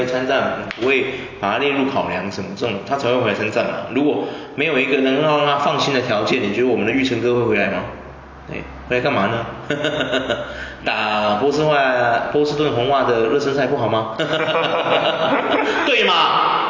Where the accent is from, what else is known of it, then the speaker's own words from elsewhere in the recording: Taiwan; 因为我们台湾人很 peace 呢，不太会去干咬别人呢